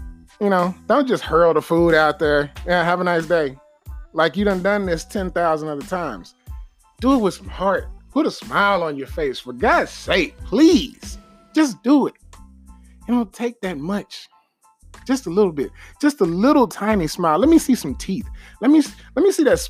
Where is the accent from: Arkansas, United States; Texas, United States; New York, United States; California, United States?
Texas, United States; I'm from Texas.